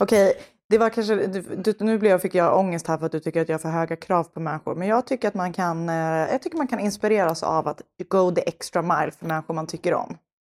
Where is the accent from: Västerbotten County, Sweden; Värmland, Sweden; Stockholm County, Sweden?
Stockholm County, Sweden; Stockholm; jag är uppväxt i Stockholms innerstad